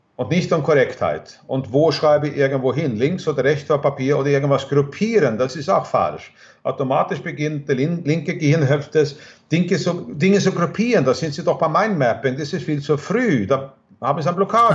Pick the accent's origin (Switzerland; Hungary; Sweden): Sweden; German is a second language; moved away; in Schweden, wo ich herkomme